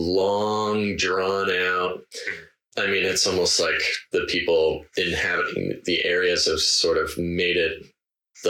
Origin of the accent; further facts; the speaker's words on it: United States; I'm American